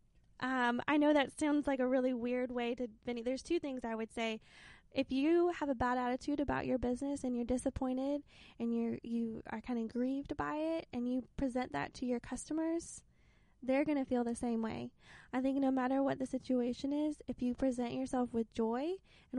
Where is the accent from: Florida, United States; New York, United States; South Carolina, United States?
South Carolina, United States; Lexington; also born or lived in Arkansas; now in Anderson, United States; I grew up in Lexington, South Carolina, which is still, like, near Columbia